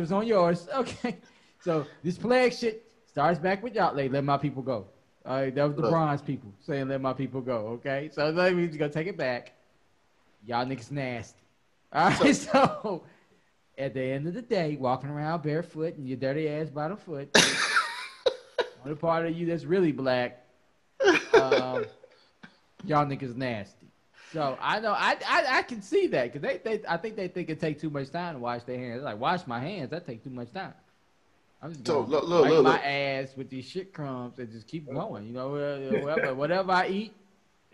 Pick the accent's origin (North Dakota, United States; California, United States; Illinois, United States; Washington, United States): Illinois, United States; Chicago; I'm from Chicago